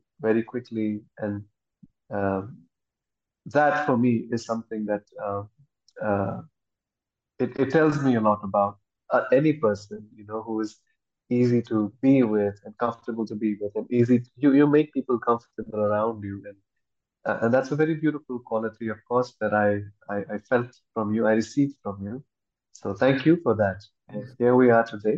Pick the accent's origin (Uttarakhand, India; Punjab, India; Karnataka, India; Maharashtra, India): Uttarakhand, India; Mussoorie; moved away as an adult; also born or lived in Delhi / United States / Goa; I was raised in Mussoorie, a small town in Mussoorie, in the mountains.